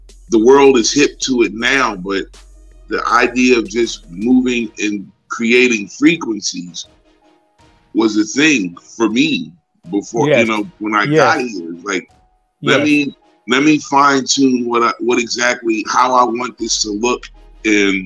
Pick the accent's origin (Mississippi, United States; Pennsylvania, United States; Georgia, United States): Pennsylvania, United States; Philadelphia; moved away as an adult; now in Atlanta, United States; I came here from Philadelphia 25 years ago